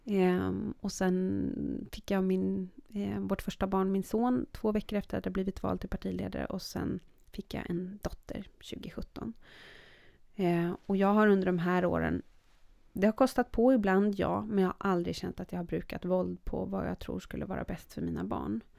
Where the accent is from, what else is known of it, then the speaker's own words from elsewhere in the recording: Sweden; also born or lived in Norway; dubbelt medborgarskap, jag är svensk och norsk.